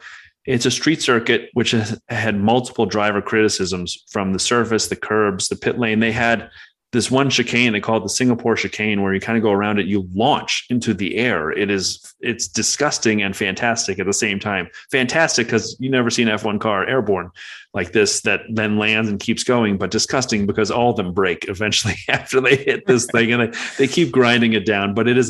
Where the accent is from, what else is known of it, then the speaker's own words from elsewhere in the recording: United States; as an American.